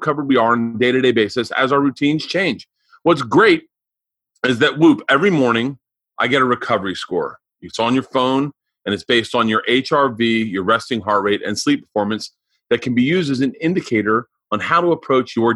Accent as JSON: {"language": "English", "region": "Florida", "country": "United States", "tie": "born or raised there", "said": "we grew up in Florida"}